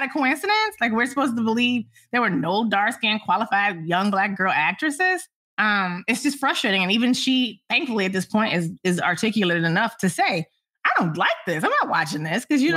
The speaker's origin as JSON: {"language": "English", "town": "Detroit", "region": "Michigan", "country": "United States", "said": "I'm from Detroit"}